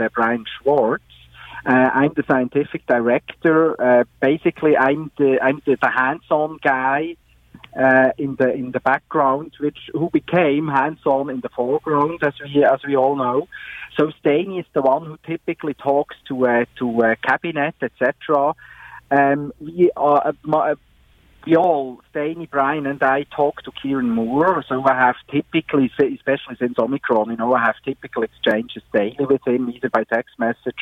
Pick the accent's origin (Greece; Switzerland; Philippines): Switzerland; I grew up in Switzerland